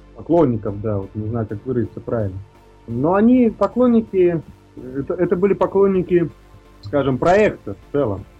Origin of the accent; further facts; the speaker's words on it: Jūrmala, Latvia; moved away as an adult; now in Moscow, Russia; у меня на родине, в Латвии